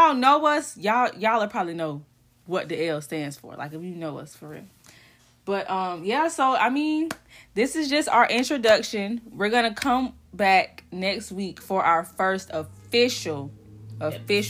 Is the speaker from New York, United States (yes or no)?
no; Jacksonville, Florida, United States; I am from Jacksonville